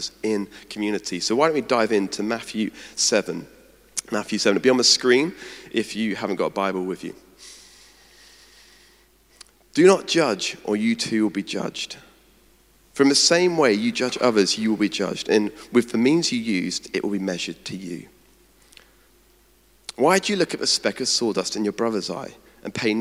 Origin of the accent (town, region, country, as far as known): United Kingdom; also born or lived in Edinburgh